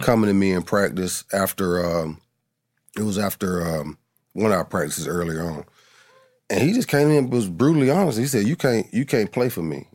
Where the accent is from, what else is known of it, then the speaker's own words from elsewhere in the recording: Adamsville, United States; I'm from Adamsville